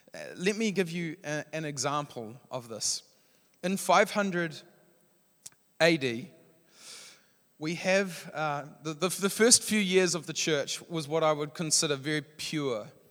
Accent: New Zealand

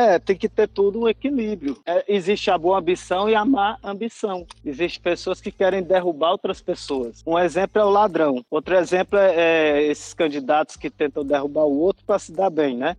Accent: Fortaleza, Ceará, Brazil; moved away as an adult; now in Portugal; sou de Fortaleza

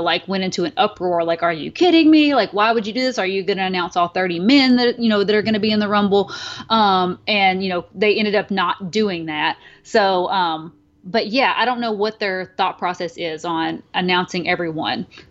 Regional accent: the South, United States; I'm from the South, and, you know, there's a lot of, like, pageants and stuff

